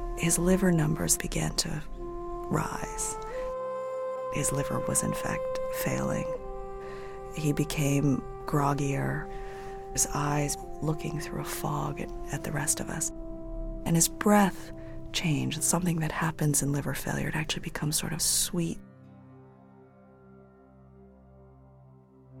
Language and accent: English; New England, near Connecticut, United States; moved away as an adult; also born or lived in California; a retired cop from Connecticut, not too far from where I grew up.